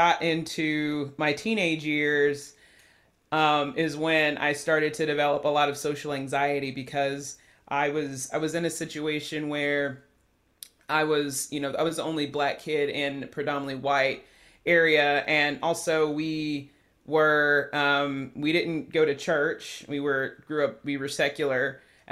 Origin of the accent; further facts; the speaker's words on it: Chattanooga, Tennessee, United States; I grew up in the suburbs in Chattanooga, so we lived in like East Brainerd